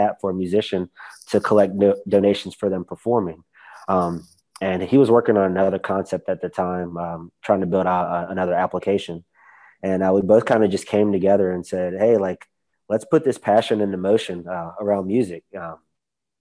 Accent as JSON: {"language": "English", "town": "Roanoke", "region": "Virginia", "country": "United States", "tie": "born or raised there", "moved": "yes", "lives_now": "Charlotte, United States", "said": "I grew up in Roanoke, Virginia"}